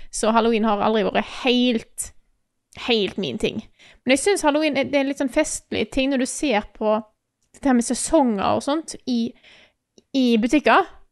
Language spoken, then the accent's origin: Norwegian; Stord, Vestland, Norway; moved away; Jeg har ikke bodd hjemme på Stord på ti år